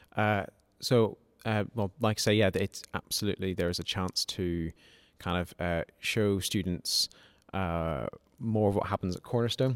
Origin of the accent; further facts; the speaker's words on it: Malawi; moved away as an adult; now in Nottingham, United Kingdom; I came from Malawi, where I'd grown up, and I came to study medicine at University of Nottingham.